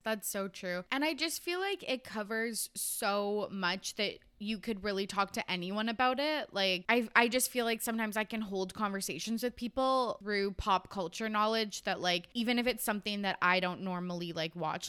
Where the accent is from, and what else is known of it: Canada